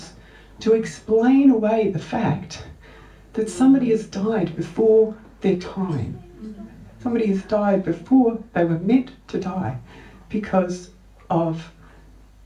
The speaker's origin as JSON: {"language": "English", "country": "Australia", "tie": "born or raised there", "moved": "yes", "lives_now": "New Zealand", "said": "I grew up in Australia, but this is my Māori whanau"}